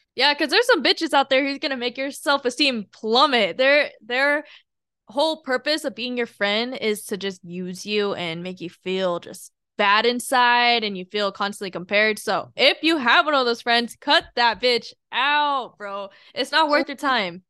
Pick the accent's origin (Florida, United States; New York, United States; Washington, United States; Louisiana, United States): Washington, United States; moved away; also born or lived in Alabama; I grew up in Washington State, And then we moved to Alabama